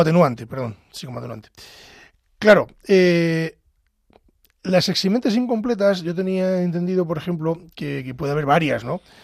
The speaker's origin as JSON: {"language": "Spanish", "town": "Pedro Bernardo", "region": "Castile and León", "country": "Spain", "said": "soy del sur de Ávila, de la Andalucía de Ávila, de ese valle del Tieter, concretamente de Pedro Bernardo"}